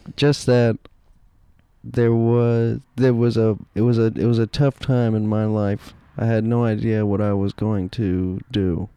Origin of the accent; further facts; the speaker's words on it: Dallas, Texas, United States; all the people I grew up around in Dallas